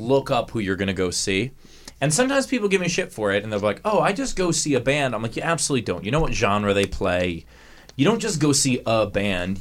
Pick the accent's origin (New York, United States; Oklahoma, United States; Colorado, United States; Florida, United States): New York, United States; I grew up in New York also